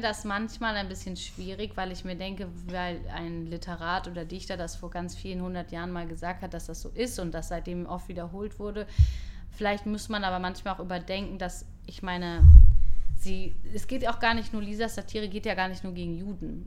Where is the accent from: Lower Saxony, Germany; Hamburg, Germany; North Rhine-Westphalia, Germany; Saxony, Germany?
Hamburg, Germany; moved away as an adult; now in Israel; Ich bin aber in Hamburg geboren.